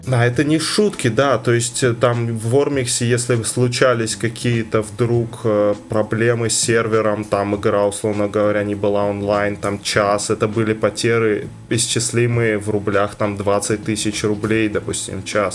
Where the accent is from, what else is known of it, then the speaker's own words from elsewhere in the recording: Karaganda, Karaganda Region, Kazakhstan; also born or lived in Saint Petersburg; из Казахстана, я ну, просто родился в Карганде